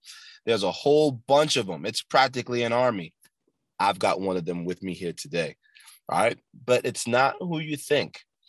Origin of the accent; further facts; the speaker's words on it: New York City, New York, United States; I'm from Brooklyn, I'm born there